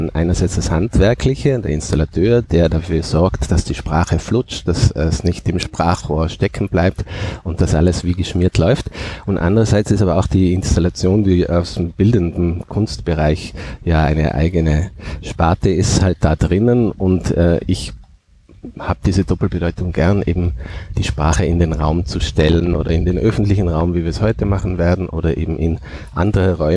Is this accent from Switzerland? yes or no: no; Nassereith, Tyrol, Austria; accent: Tyrolean Oberland dialect; ich komme aus Nassereien am Fuße des Fernwassers, das ist im Tiroler Oberland, da spricht man einen sehr harten, schroffen Dialekt, so schroff wie die Berge, die rundherum sind.